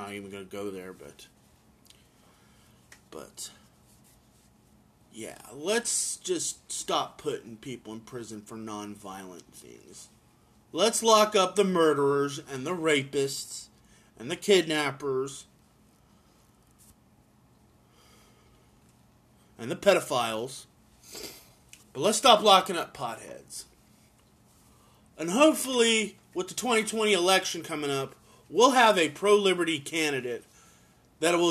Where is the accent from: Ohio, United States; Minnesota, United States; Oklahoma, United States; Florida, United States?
Oklahoma, United States; I'm from Oklahoma